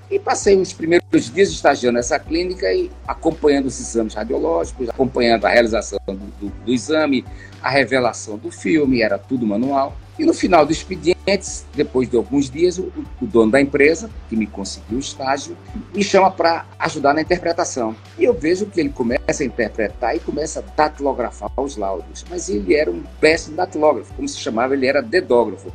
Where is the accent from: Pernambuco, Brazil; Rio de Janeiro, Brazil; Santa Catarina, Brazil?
Pernambuco, Brazil; Recife; eu nasci em 1950 em Recife